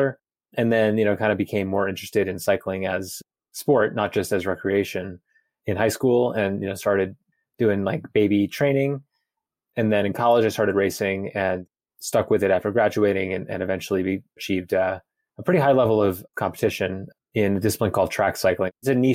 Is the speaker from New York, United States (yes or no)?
yes; New York City, New York, United States; moved away as an adult; now in Boulder, United States; I'm originally from Brooklyn, New York City, and I live in Boulder, Colorado now. I moved here in 2018.